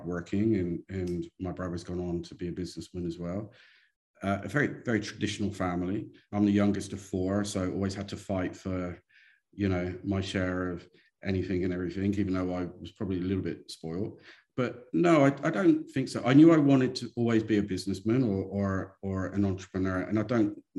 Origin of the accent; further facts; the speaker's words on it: Somerset, South West England, United Kingdom; moved away as an adult; also born or lived in London; now in Brisbane, Australia; I'm an Englishman, not in New York, but in Brisbane. I grew up in Somerset in southwest England, very country, very rural.